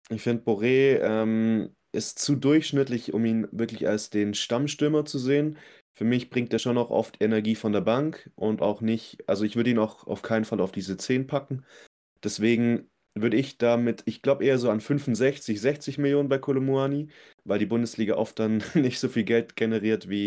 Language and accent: German; Frankfurt, Hesse, Germany; sehr frustriert irgendwann mal sein als Frankfurter, das kann ich jetzt schon mal sagen.